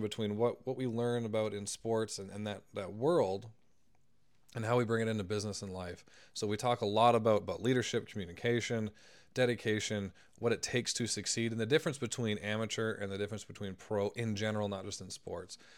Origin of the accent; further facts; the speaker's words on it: Canada; I'm Canadian